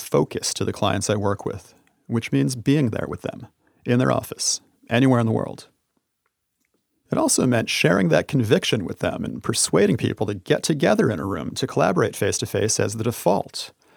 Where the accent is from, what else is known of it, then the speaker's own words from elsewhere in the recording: United States; I traveled all around the United States, my home country